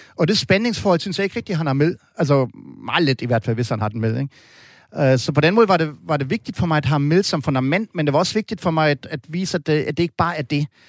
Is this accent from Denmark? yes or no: no; Germany; jeg er jo ikke den eneste tysker, der har nazistiske øh, baggrund